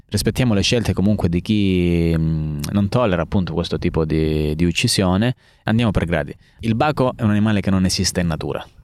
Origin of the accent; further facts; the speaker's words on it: San Floro, Calabria, Italy; also born or lived in Naples; io sono cresciuto a San Floro, fino all'età di 18 anni, quindi ho fatto le scuole superiori anche qui in Calabria